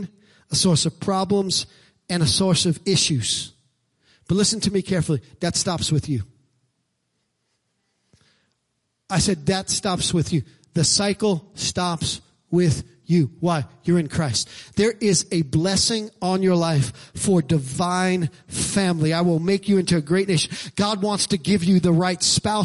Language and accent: English; New York City, New York, United States; I'm from Brooklyn